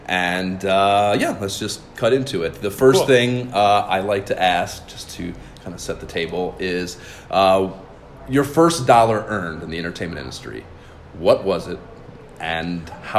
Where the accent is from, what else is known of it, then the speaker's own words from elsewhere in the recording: Ohio, United States; I'm from Ohio. I have an Irish Catholic background.